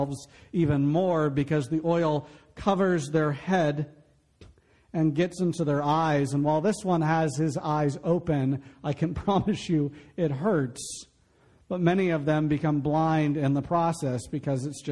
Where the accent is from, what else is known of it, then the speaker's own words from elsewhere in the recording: Florida, United States; growing up in Florida, I grew up in the 90s.